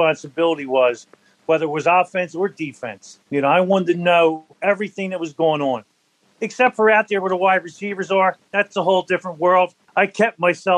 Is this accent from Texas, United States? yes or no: no; Deptford, New Jersey, United States; I grew up in Deptford